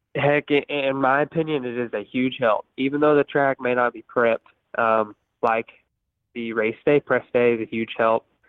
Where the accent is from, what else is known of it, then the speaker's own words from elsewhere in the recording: Houston, Texas, United States; I'm originally from uh, the Houston area, so uh, we mostly have sand sand at my house at my track back in Texas. So I grew up riding sand since I was uh, just a little kid